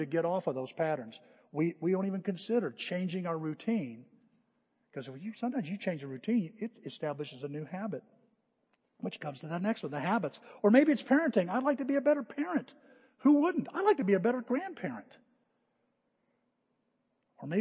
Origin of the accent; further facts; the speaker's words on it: United States; We're an American. A lot of American in us